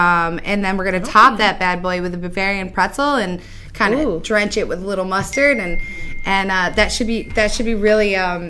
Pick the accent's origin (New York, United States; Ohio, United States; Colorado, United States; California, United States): New York, United States; Geneva; I'm born and raised in Geneva, New York, and I lived all over the state most of my years in New York City. Came back about 2 years ago